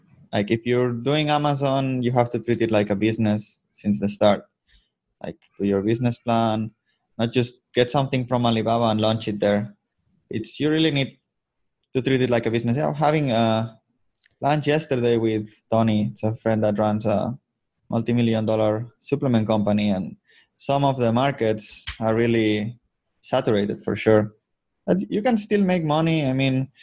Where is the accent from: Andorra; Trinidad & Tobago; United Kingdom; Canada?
Andorra; moved away as an adult; now in Manila, Philippines; I was born in Andorra, which is a small country between Spain and France, and lived there until 18